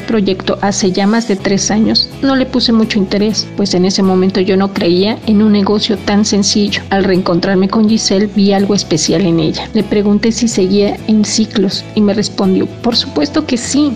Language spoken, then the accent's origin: Spanish; Mexico City, Mexico; born or raised there; now in Bahía de Banderas, Mexico